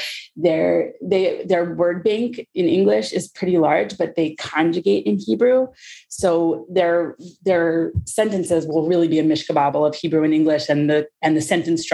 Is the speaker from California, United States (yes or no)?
no; Cincinnati, Ohio, United States; moved away as an adult; now in Israel; I was born in Cincinnati, Ohio, not far from you.